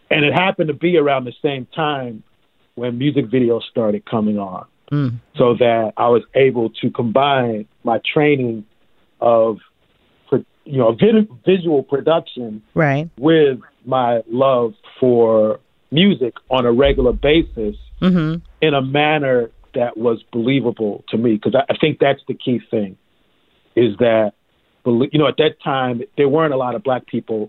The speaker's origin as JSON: {"language": "English", "town": "New York City", "region": "New York", "country": "United States", "tie": "born or raised there", "said": "I grew up in Brooklyn, New York"}